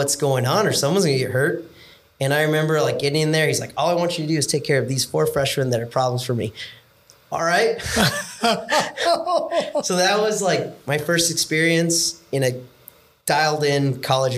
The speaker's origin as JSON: {"language": "English", "area": "Orange County", "region": "Southern California", "country": "United States", "tie": "born or raised there", "said": "growing up in Orange County, Southern California"}